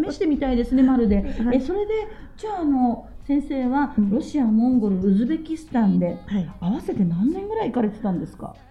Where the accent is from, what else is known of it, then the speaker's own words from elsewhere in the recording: Kanto, Chiba, Japan; 私は関東の千葉県の出身ですから